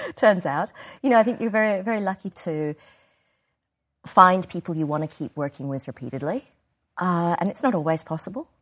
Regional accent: Australia; being an Australian designer

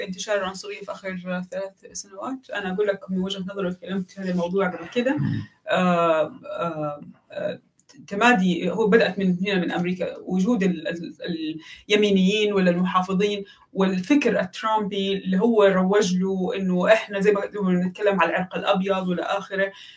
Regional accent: Mecca, Makkah Province, Saudi Arabia; انا واحده من مكه

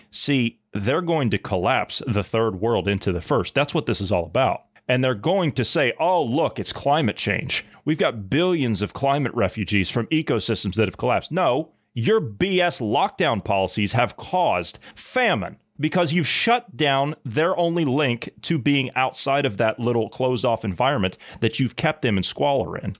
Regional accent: Ohio, United States; my home state of Ohio

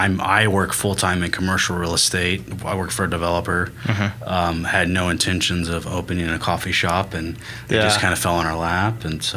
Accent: Mustang, Oklahoma, United States; also born or lived in Tulsa, Oklahoma; Yep, I was born in Mustang. Uh-huh. So lived here, lived in Tulsa for a few years, but lived in the city all my life.

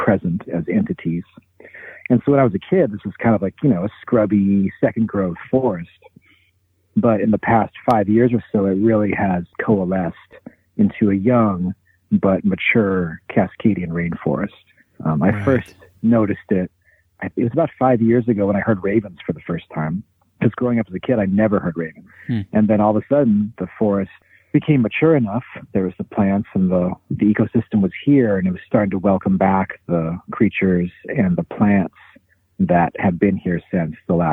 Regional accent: Pacific Northwest, United States; also born or lived in Topeka, Kansas / Olympia, Washington; I was born in Kansas, Topeka, 1977 in the summertime, but moved to the Pacific Northwest when I was 2.

